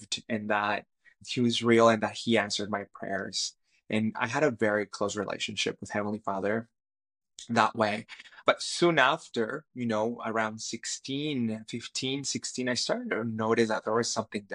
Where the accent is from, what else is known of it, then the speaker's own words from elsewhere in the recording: Cali, Valle del Cauca, Colombia; first language Spanish; English is a second language; moved away as an adult; also born or lived in Toronto, Canada; now in British Columbia, Canada; I grew up in Cali, Colombia, in South America, and I speak Spanish. Spanish is my first language. And I moved to Canada in 2008